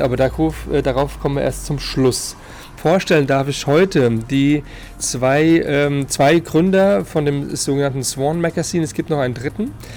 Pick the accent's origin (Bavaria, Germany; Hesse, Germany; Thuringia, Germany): Hesse, Germany; Frankfurt; als ähm, Frankfurter.